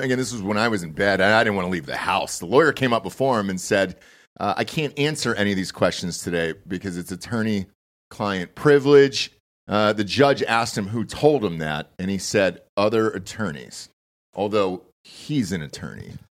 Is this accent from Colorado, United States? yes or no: no; Atlanta, Georgia, United States; I'm from Atlanta